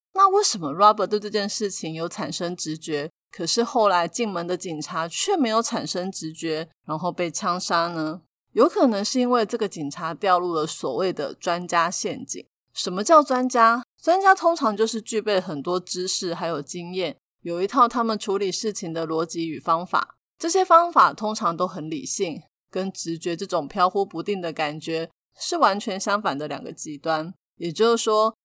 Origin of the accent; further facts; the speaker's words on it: Taiwan; 还好我们是身在台湾